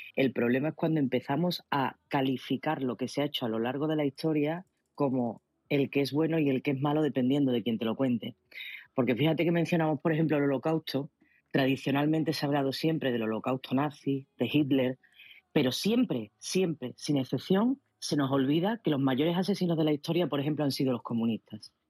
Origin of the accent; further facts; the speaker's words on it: Spain; como española